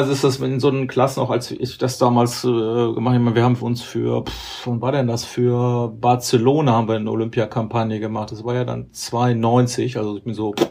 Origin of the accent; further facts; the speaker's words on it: Duisburg, North Rhine-Westphalia, Germany; Ich komme ja auch aus der Ecke da, Duisburg.